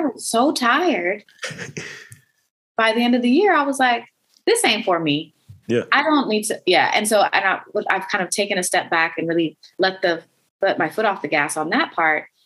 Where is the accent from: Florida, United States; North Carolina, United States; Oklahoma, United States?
Oklahoma, United States; Oklahoma City; moved away; I grew up in Oklahoma City